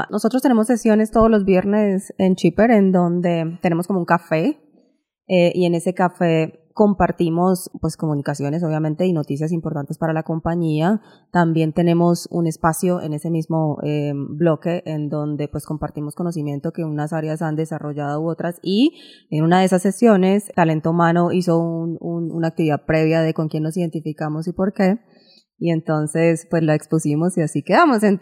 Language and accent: Spanish; Bucaramanga, Santander, Colombia; moved away as an adult; also born or lived in Bogotá / Boston; cuando estaba en Bucaramanga